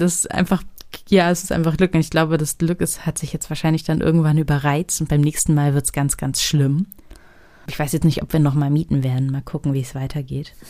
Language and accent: German; Celle, Lower Saxony, Germany; moved away as an adult; now in Berlin, Germany; Ich komme aus Niedersachsen, aus Celle, das ist eine kleine Stadt nordöstlich von Hannover.